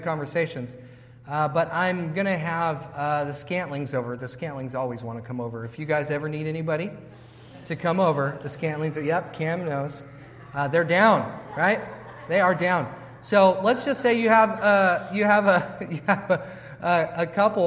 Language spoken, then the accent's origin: English; United States; we, as American Christians